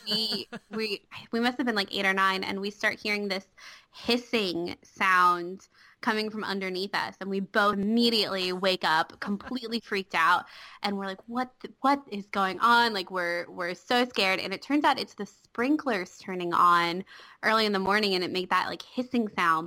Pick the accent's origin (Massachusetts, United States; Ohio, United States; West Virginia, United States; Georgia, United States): Georgia, United States; Johns Creek; also born or lived in Atlanta / Lawrenceville; I was born in Atlanta. We lived in Lawrenceville when I was really little, and then we moved to the Johns Creek area when I was five, and we've been there ever since